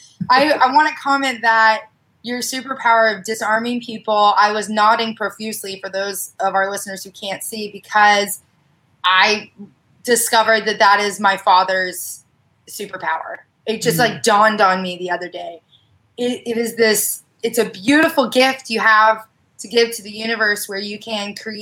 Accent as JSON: {"language": "English", "region": "Oklahoma", "country": "United States", "tie": "born or raised there", "moved": "yes", "lives_now": "San Diego County, United States", "said": "I was raised in Oklahoma"}